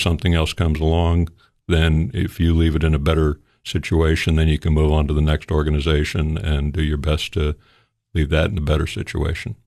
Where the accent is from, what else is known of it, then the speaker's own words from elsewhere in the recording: Fort Lauderdale, Florida, United States; moved away as an adult; now in Sparta, Tennessee, United States; my wife and I, uh, we come from South Florida